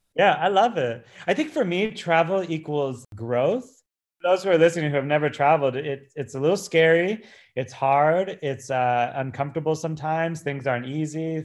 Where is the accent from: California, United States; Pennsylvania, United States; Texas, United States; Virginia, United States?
California, United States; Santa Barbara; moved away as an adult; now in New York City, United States; I grew up in Santa Barbara, worked with youth my entire life.